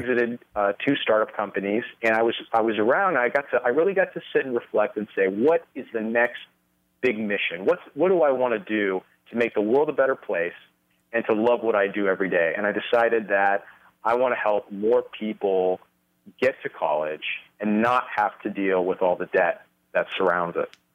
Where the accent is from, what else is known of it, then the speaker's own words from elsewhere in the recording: Los Angeles, California, United States; moved away as an adult; also born or lived in Nevada; now in Las Vegas, United States; I was raised, uh, born and raised in California